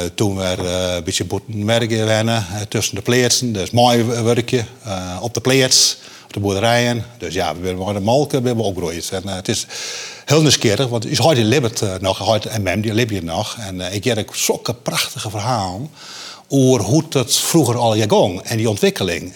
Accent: Friesland, Netherlands; ik ben een Fries

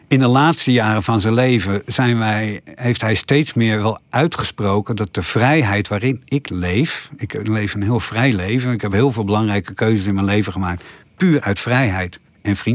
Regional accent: Dokkum, Friesland, Netherlands; also born or lived in Haarlem / Ede; ik ben geboren in Haarlem, ik ging toen naar Ede, toen naar Dokkum, daar heb ik laag school gezeten.

